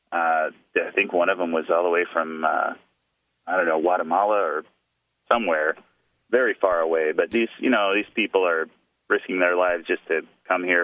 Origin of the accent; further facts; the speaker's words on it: Japan; born there; I was not born in the United States. I was born in Japan. I was born an American citizen